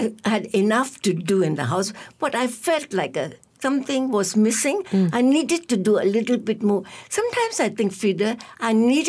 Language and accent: English; Myanmar; moved away as an adult; also born or lived in Yangon, Myanmar / England / Canada; now in Malaysia; I taught at the University of Rangoon, from where I graduated. I'm from Myanmar. Mm-hmm. And then after that, I studied in England and I studied in Canada, went back to the University of Rangoon to teach.